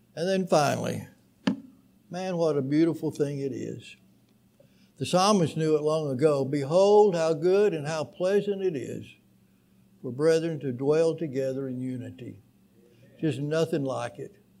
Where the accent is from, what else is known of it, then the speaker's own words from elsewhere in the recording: St. Petersburg, Florida, United States; moved away; also born or lived in Tunica; As a young boy growing up, I grew up in St. Petersburg, Florida, at a great congregation